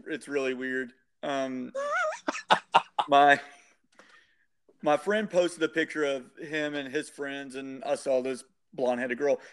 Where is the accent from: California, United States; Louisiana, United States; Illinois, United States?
Louisiana, United States; Shreveport; born and raised in Shreveport